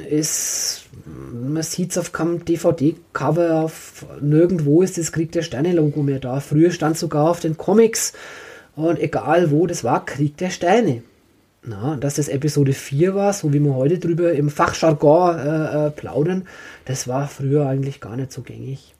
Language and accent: German; Franconia, Bavaria, Germany; ich bin Franke